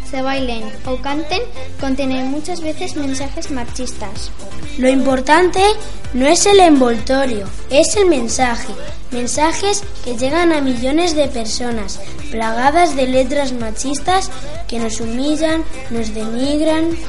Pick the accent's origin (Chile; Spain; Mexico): Spain; Herencia, Castilla-La Mancha; Sí, porque es mi pueblo, es un placer estar con los míos.